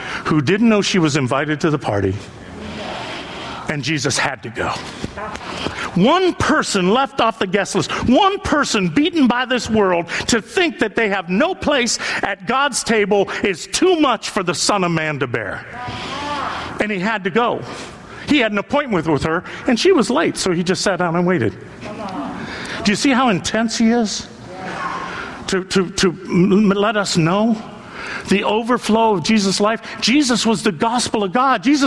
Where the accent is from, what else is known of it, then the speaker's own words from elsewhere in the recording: northeastern Ohio, United States; those of us from northeastern Ohio